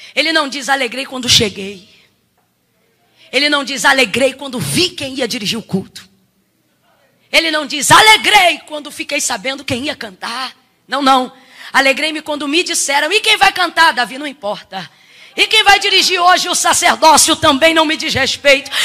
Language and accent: Portuguese; Rio de Janeiro, Brazil; accent: carioquês; Eu queria que você puxasse no carioquês comigo, porque eu sou carioca